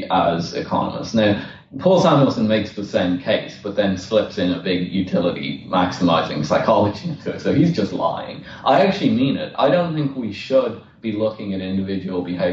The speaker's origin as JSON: {"language": "English", "town": "Dublin", "region": "Leinster", "country": "Ireland", "moved": "as an adult", "lives_now": "London, United Kingdom", "said": "I'm from Dublin originally, and I moved to London about four and a half years ago"}